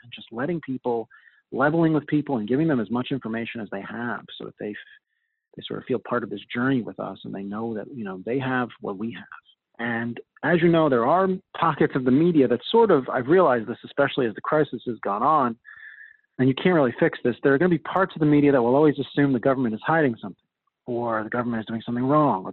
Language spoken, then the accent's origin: English; Long Island, New York, United States; I grew up on Long Island.